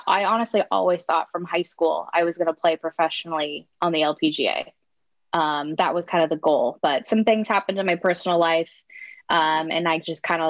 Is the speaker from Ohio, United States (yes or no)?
no; Southern California, United States; born and raised in Southern California